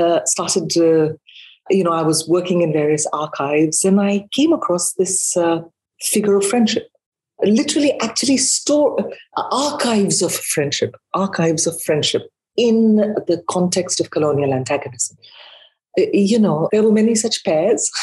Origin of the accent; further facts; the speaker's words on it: India; moved away as an adult; also born or lived in United Kingdom / Australia; now in United States; I was born in India, and I have been educated in India and in Britain